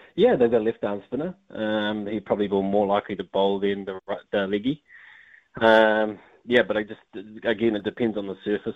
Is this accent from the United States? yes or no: no; New Zealand; I was born in New Zealand.